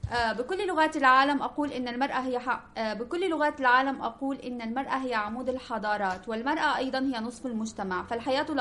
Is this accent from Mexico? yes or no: no; Syria; Spanish is a second language; now in Alicante, Spain; de Siria, la encargada de dar clase de árabe en la sede de la asociación.